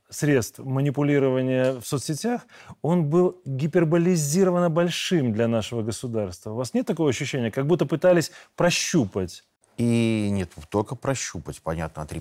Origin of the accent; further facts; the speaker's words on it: Minsk, Belarus; now in Russia; Ну, я белорус, живущий в России.